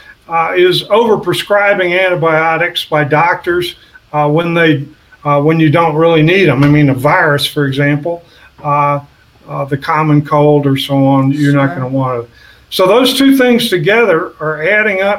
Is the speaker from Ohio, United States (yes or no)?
no; southeast Texas, United States; I grew up in Cancer Alley in southeast Texas, right on the Louisiana border.